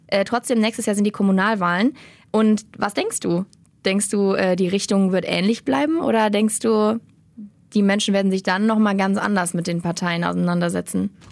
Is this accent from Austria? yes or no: no; Rhein-Erft-Kreis, North Rhine-Westphalia, Germany; now in Cologne, Germany; Ich komme eigentlich aus dem Er-, Rhein-Erft-Kreis